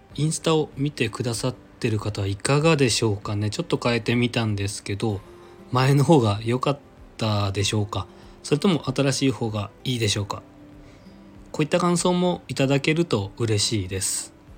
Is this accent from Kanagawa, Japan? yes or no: no; Nagasaki, Japan; now in Kanto, Japan; 地元長崎に帰省する